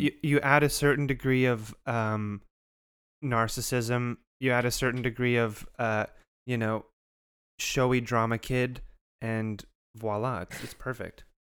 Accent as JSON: {"language": "English", "country": "Canada", "said": "despite being a Canadian"}